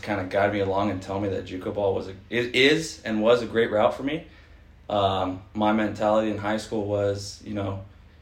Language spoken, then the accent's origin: English; Fullerton, California, United States; also born or lived in Albuquerque, New Mexico; I'm a SoCal kid. I grew up in Fulton for the last 12 years.